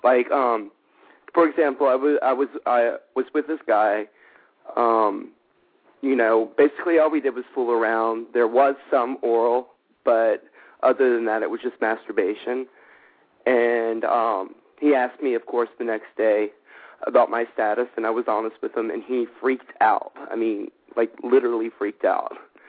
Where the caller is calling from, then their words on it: Los Angeles, California, United States; I'm calling from Hollywood, California as well.